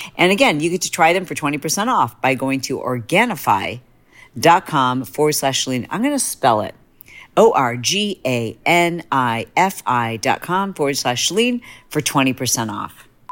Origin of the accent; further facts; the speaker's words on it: Michigan, United States; I'm from Michigan